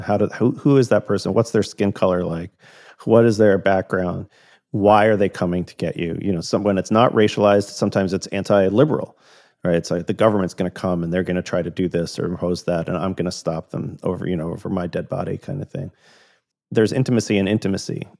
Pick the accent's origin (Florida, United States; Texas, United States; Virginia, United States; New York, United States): Florida, United States; Tampa; when I was a teenager growing up in Tampa, Florida.